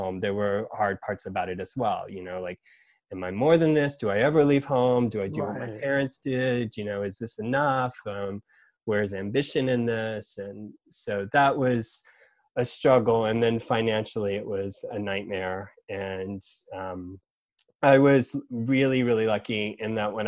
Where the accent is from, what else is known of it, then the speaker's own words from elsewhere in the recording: Georgia, United States; moved away as an adult; now in New York, United States; moving to Georgia at 5, my family moving there